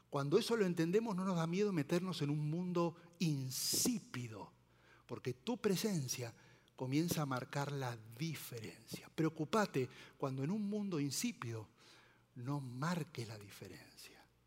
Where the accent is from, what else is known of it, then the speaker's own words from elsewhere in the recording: Argentina; now in Mexico; soy argentino